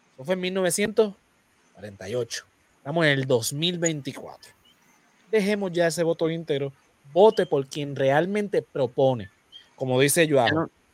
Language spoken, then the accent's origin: Spanish; Puerto Rico; los puertorriqueños somos ciudadanos americanos